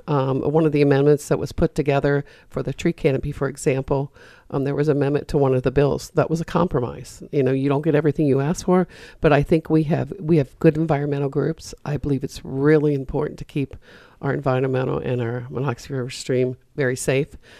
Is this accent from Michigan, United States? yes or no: no; Frederick, Maryland, United States; I grew up in Frederick and I watched the downtown Frederick area get boarded up